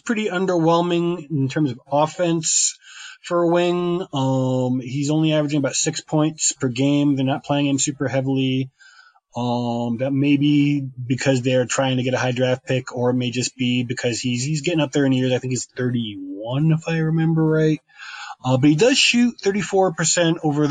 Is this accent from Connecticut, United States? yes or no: yes; Connecticut, United States; moved away as an adult; now in Mexico City, Mexico; I grew up in New England, in Connecticut